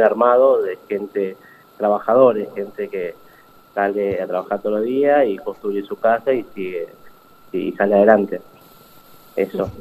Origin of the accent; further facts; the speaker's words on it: Paraguay; moved away as an adult; now in Pilar, Argentina; soy, de Paraguay, eh, tengo 38 años, eh, llegué acá en el año 2000, 2003, principio de 2003. eh, nací en Paraguay